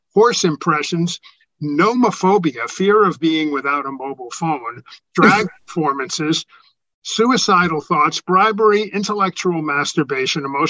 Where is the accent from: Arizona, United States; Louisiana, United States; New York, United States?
New York, United States; when I grew up in New York, I was around cross-dressers and gays and everything